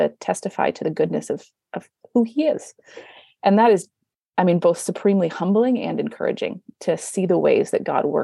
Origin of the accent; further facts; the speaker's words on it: California, United States; moved away as an adult; now in Canada; I I came from Canada uh, to Canada from California